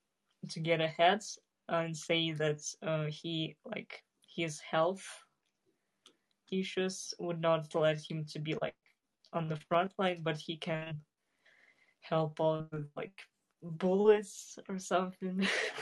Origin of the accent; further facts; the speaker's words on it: Kazakhstan; moved away; also born or lived in Russia; No, I was born in Kazakhstan, but I lived yeah, in Russia.